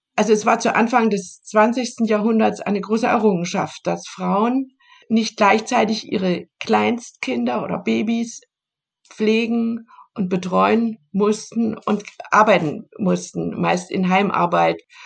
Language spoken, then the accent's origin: German; Germany; ich komme ja aus der DDR